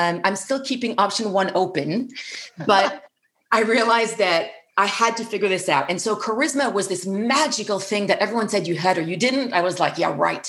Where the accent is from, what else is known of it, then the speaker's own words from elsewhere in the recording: Paris, Île-de-France, France; growing up in Paris